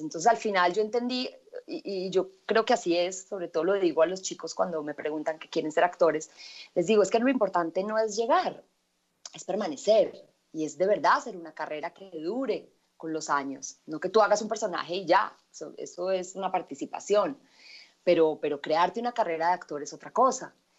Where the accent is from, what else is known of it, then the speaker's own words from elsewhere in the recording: Medellín, Antioquia, Colombia; yo nací en Medellín, yo vengo de una familia a nosotros nos dicen paisas